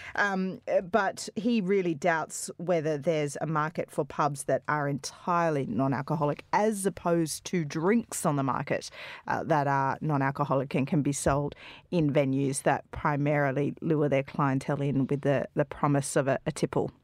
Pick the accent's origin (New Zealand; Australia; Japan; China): Australia; now in United Kingdom; in Australia we get on the booze that early all the time